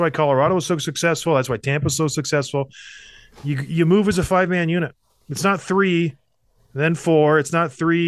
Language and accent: English; Edmonton, Alberta, Canada; I was born in Edmonton